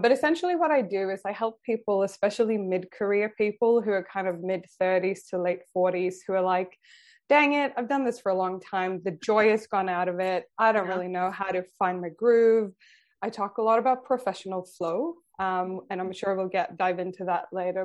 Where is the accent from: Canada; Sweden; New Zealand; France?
Sweden; also born or lived in San Francisco, United States; now in Australia; I grew up in Sweden